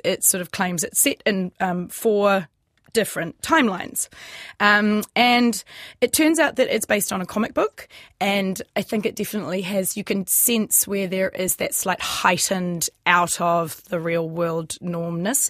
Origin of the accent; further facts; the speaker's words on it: New Zealand; us Kiwi actors